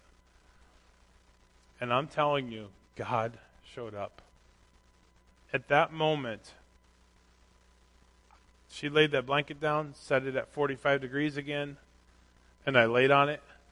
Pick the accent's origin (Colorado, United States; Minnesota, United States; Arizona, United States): Minnesota, United States; I grew up in Minnesota